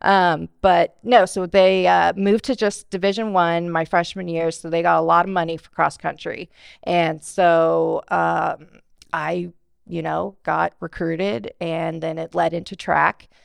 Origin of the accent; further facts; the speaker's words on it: Bakersfield, California, United States; I'm born and raised in Bakersfield, uh, went to Stockdale High School